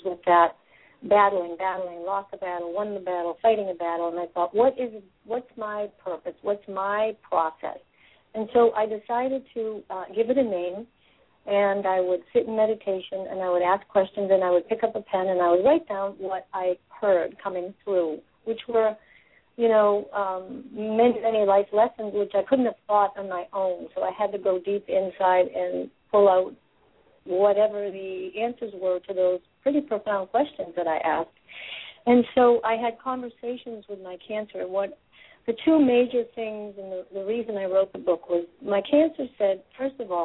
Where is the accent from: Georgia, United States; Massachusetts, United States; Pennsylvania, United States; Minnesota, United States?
Massachusetts, United States; I'm from Massachusetts, born and raised